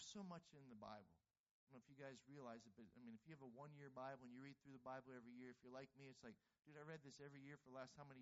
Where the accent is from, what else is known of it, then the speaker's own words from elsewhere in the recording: Pittsburgh, Pennsylvania, United States; I'm from Pittsburgh.